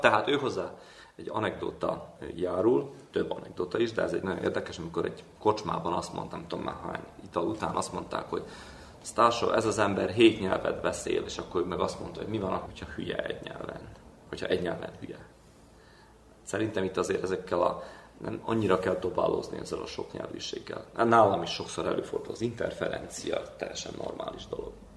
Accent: Senta, Vojvodina, Serbia; now in Belgrade, Serbia; Zentában, mert ugye ott születtem

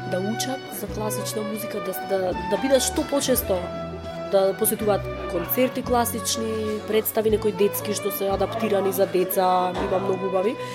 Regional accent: Kruševo, Pelagonia, North Macedonia; also born or lived in Bitola; јас сум од Крушево и тој од Крушево

